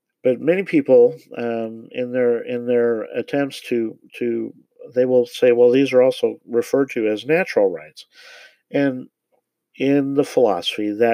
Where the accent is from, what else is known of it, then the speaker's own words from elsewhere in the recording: Parkville, Missouri, United States; I grew up in Parkville in the Kansas City area